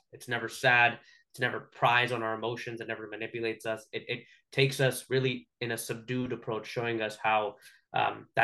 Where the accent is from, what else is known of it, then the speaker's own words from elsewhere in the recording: Canada; we're Canadian